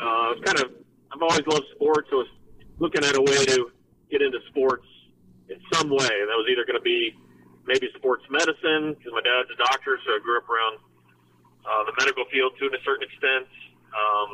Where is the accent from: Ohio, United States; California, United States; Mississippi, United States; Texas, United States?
Ohio, United States; also born or lived in Toledo, Ohio / Fayetteville, Ohio; I was born in Toledo, but I grew up in Mount Rumble, Ohio, which is about a 45-minute drive from downtown Cincinnati